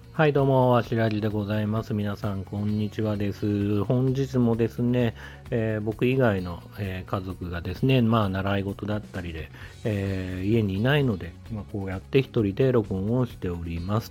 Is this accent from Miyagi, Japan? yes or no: no; Tokyo, Japan; 地元が東京のまあ、結構中心部分